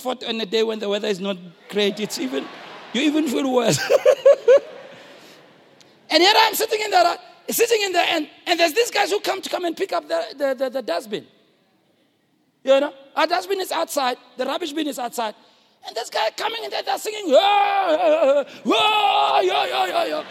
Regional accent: Soweto, Gauteng, South Africa; I'm from Soweto

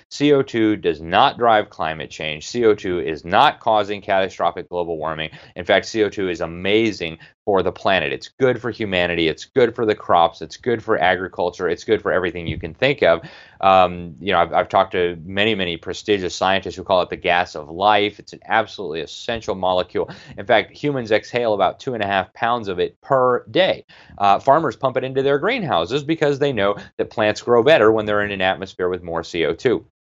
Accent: Miami, Florida, United States; Miami, my hometown

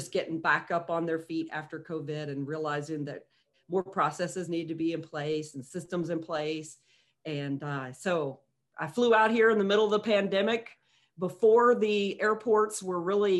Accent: Kentucky, United States; moved away as an adult; also born or lived in Hawaii; So I'm originally from Kentucky

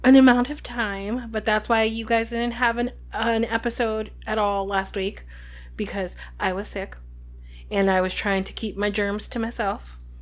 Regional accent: New Jersey, United States; we're from New Jersey.

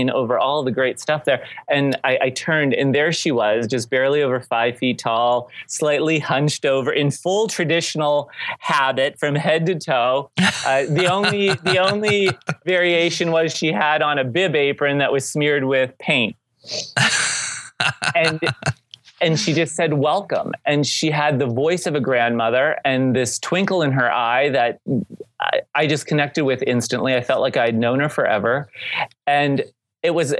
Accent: St. Marys, Pennsylvania, United States; in our hometown of St. Mary's, Pennsylvania

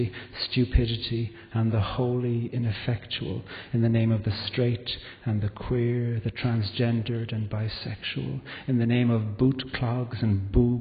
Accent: Carrigaline, Munster, Ireland; also born or lived in Belfast; our village in Carrigaline, where I grew up in County Cork

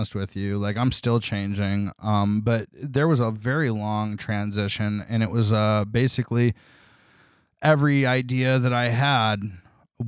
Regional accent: Toledo, Ohio, United States; also born or lived in Columbus, Ohio; I grew up in Toledo, Ohio.

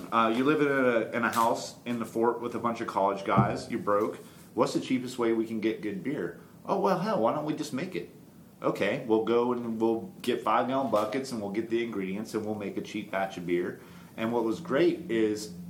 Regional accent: Florida, United States; now in Knoxville, United States; I grew up in Florida.

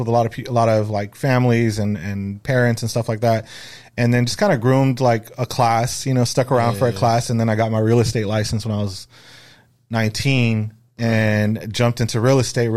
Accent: Los Angeles, California, United States; also born or lived in Echo Park, Los Angeles, California; I was born in Echo Park, California, which is near L.A., downtown L.A., just like a little small city, and then eventually moved to the San Fernando Valley

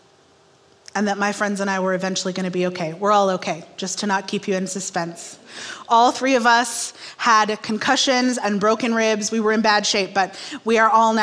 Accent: Kansas City, Missouri, United States; moved away as an adult; also born or lived in Monterrey, Mexico / Chicago; I'm from Kansas City

